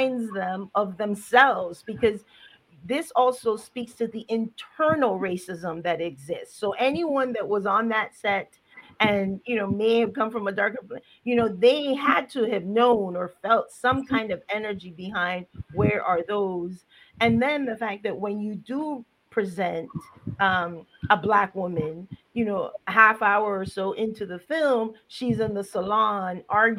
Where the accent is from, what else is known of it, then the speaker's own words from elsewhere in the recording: Colón, Panama; now in Boston, United States; I'm from Panama. Can I just say I'm from Colón?